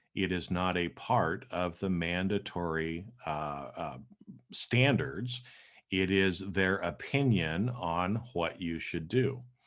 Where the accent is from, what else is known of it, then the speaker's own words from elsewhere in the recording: Boise, Idaho, United States; moved away as an adult; now in Los Angeles, United States; I grew up in Boise, Idaho.